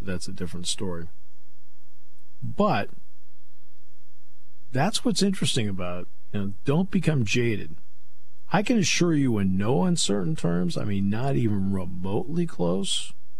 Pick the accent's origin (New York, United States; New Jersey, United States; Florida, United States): New York, United States; Brooklyn; I grew up in Brooklyn, and I could walk to Ebbets Field.